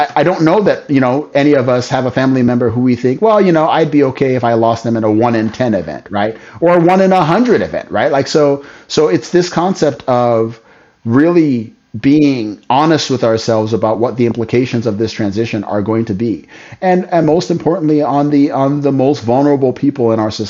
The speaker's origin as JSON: {"language": "English", "region": "Midwest", "country": "United States", "said": "as a Midwesterner"}